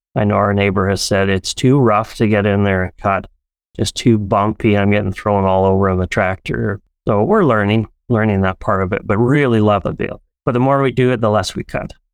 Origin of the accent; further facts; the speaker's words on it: Abbotsford, British Columbia, Canada; moved away as an adult; also born or lived in Paraguay; now in Alberta, Canada; we grew up in Abbotsford, BC, and my family all immigrated here from Paraguay, South America